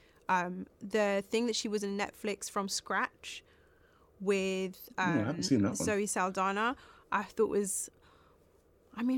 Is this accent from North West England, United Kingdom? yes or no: no; London, United Kingdom; We're both from South London